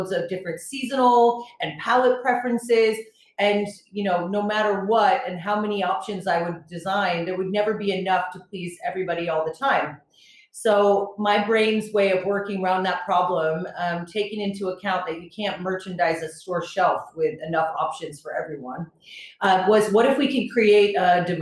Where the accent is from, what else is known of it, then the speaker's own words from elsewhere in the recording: New York, United States; moved away as an adult; also born or lived in Boulder, Colorado; now in Birmingham, United Kingdom; I was born in New York, and I actually came to England for my master's degree